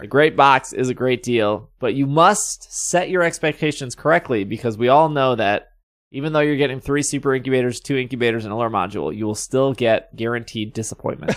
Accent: Wisconsin, United States; I am from Wisconsin.

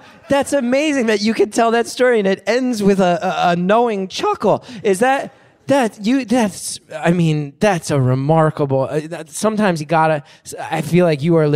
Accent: New Jersey, United States; in my home state

